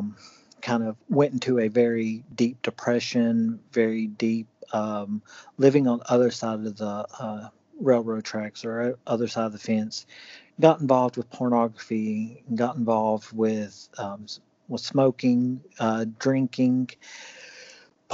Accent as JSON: {"language": "English", "town": "Cleveland", "region": "Tennessee", "country": "United States", "also_born_or_lived": "Atlanta, Georgia / Brussels, Belgium / Paris, France / Uruguay", "said": "I'm from Cleveland, Tennessee."}